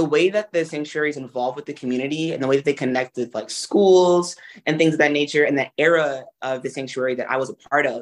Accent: Brooklyn, New York, United States; I'm from Brooklyn

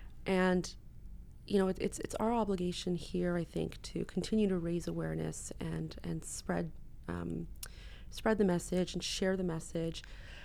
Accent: Canada; I mean, as a Canadian, I grew up in a constitutional monarchy.

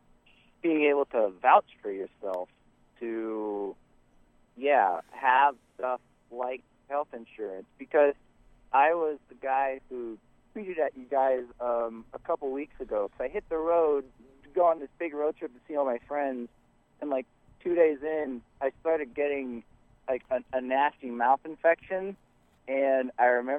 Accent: Iowa, United States; moved away; I am from Iowa

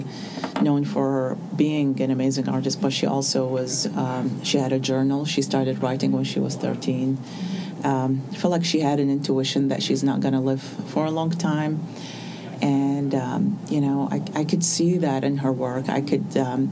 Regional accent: Baghdad, Baghdad Governorate, Iraq; moved away as an adult; now in United States; I was born in Baghdad in 1976, and I grew up among a generation of what's called war artists, because since I was born until the moment I left Iraq in 2006

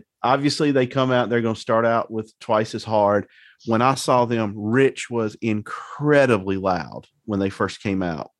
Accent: Southeast, United States; I grew up in the Southeast.

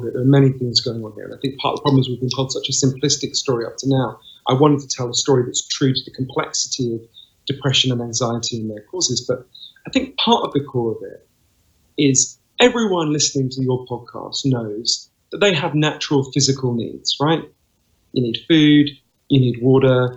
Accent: United Kingdom; accent: Downton Abbey voice; also born or lived in East London / United States; here in London, as you can tell from my weird Downton Abbey voice. I'm British

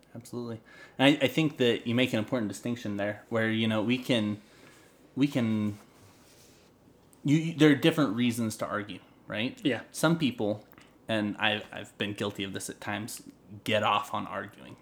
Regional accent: North Idaho, United States; I'm from North Idaho

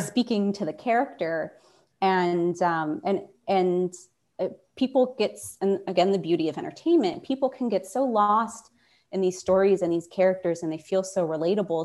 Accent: Pittsburgh, Pennsylvania, United States; moved away as an adult; I had spent most of my time in Pittsburgh growing up. I was going to college in my hometown

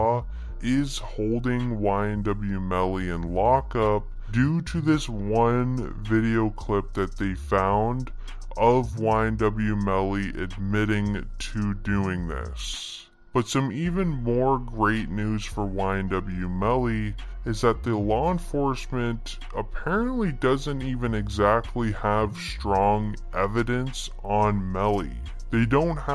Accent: Virginia, United States; I'm from Virginia

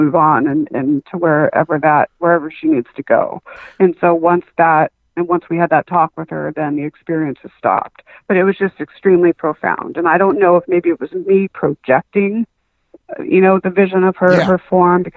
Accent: Southern California, United States; also born or lived in Huntington Beach, California / Las Vegas, Nevada / San Diego, California; I came back to San Diego, California. And so I've been in Southern California ever since

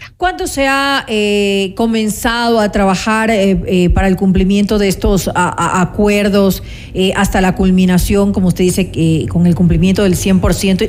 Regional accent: Ecuador

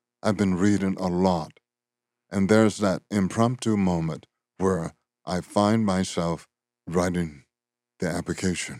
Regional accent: Louisiana, United States; growing up in Louisiana.

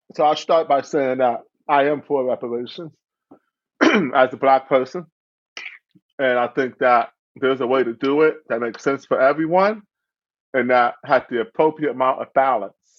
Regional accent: Cleveland, Ohio, United States; also born or lived in South Euclid, Ohio; I grew up in Cleveland, Ohio

